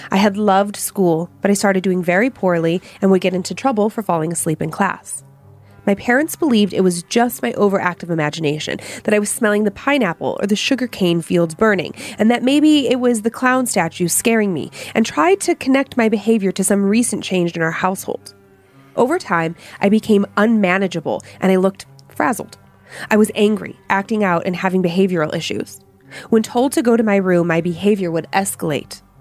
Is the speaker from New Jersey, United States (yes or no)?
no; Hawaii, United States; Growing up in Hawaii was fun and full of amazing adventures. But with Hawaii being a very spiritual place, it was also full of strange experiences.